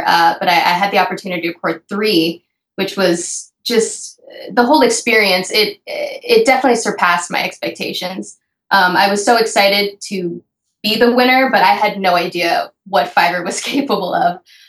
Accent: Florida, United States; also born or lived in New York; I spend most of my life in New York. I'm from Florida, but I never drove.

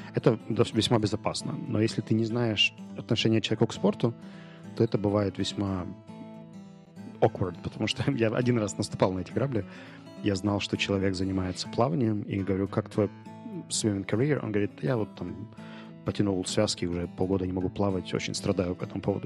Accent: Ukraine; Я говорю, from Ukraine

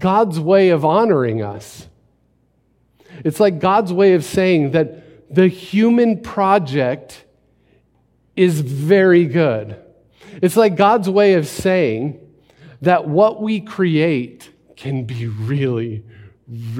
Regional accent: Phoenix, Arizona, United States; I was born in Phoenix Baptist Hospital

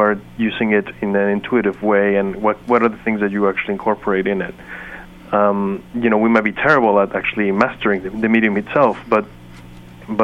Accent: Mexico; moved away as an adult; also born or lived in Chicago; I'm from Mexico. I was at that time in Chicago.

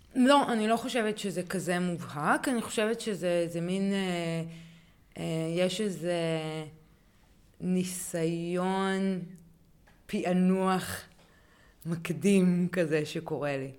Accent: Hanita, Northern District, Israel; גדלתי בקיבוץ שיתופי

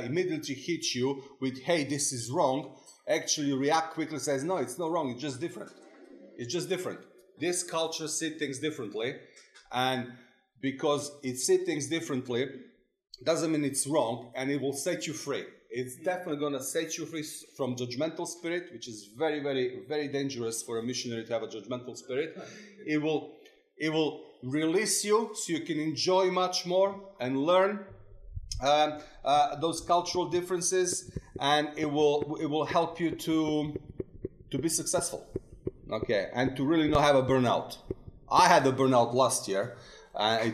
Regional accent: Serbia; moved away; also born or lived in England; One is the Serbian hat when I'm in Serbian culture

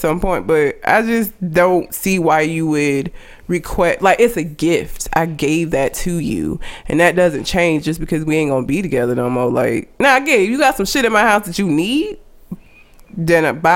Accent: Alabama, United States; because I've lived here my whole life, so I'm not really sure why I wouldn't sound like I'm from Alabama

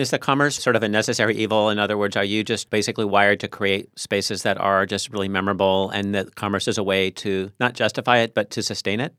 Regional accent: Tacoma, Washington, United States; I'm from Tacoma

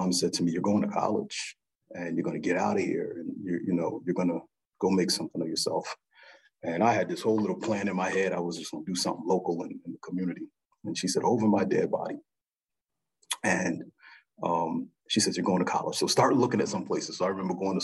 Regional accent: New Jersey, United States; now in St. Louis, United States; growing up, I grew up in New Jersey

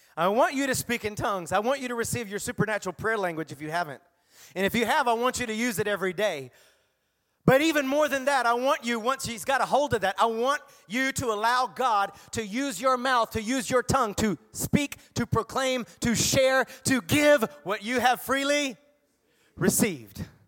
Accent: the South, United States; I grew up in the South, South, South

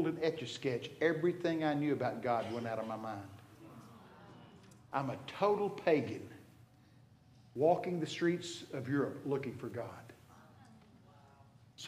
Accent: Texas, United States; I'm from Texas.

